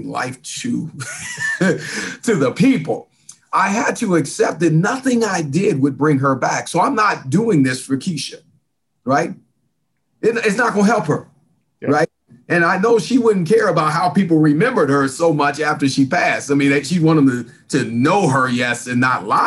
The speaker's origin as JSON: {"language": "English", "region": "California", "country": "United States", "tie": "born or raised there", "also_born_or_lived": "Salina, Kansas", "moved": "yes", "lives_now": "Atlanta, United States", "said": "I was born in a small town called Salina, Kansas. So I've got some Midwest roots, even though I grew up in California"}